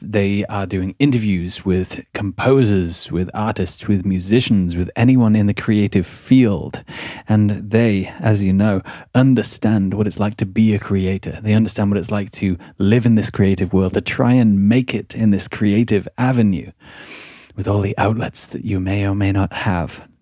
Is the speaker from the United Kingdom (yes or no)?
yes; Midlands, United Kingdom; moved away; I'm from the Midlands.